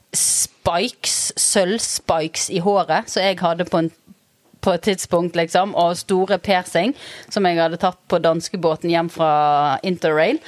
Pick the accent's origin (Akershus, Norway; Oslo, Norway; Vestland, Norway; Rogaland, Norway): Vestland, Norway; Bergen; moved away as an adult; now in Ustaoset, Norway; Jeg er født i Sør Skogvei.